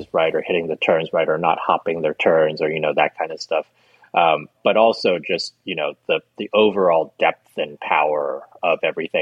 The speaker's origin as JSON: {"language": "English", "country": "United States"}